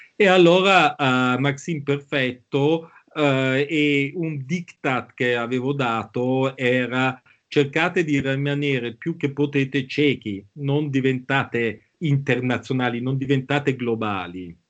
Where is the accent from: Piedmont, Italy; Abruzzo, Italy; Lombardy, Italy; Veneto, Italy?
Lombardy, Italy; Milan; also born or lived in Bangkok; noi da ragazzini a Milano